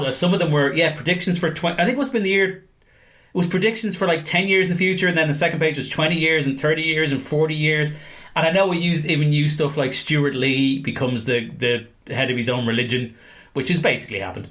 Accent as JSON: {"language": "English", "country": "Ireland", "said": "I'm Irish."}